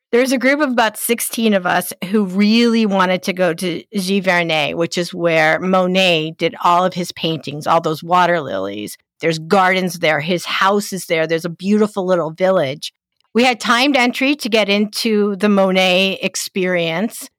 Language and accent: English; East Coast, United States; I'm from the East Coast